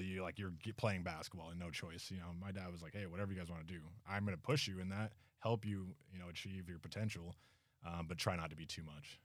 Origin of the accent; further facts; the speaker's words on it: Logan, Utah, United States; we grew up right there in Logan